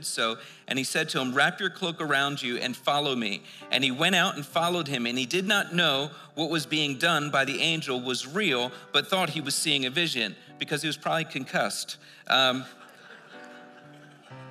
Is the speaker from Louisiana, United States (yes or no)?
no; Philadelphia, Pennsylvania, United States; we grew up in Philadelphia